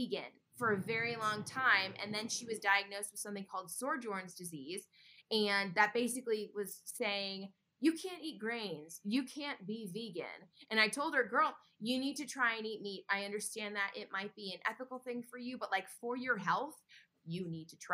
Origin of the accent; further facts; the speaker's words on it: Connecticut, United States; moved away; I'm from Connecticut. And so I was back in Connecticut